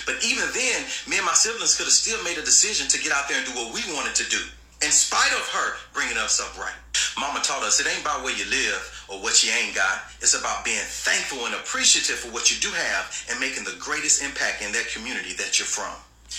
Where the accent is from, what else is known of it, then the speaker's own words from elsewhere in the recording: Jackson, Mississippi, United States; I was born and raised in Jackson, Mississippi, in a single parent household with two other siblings in the projects.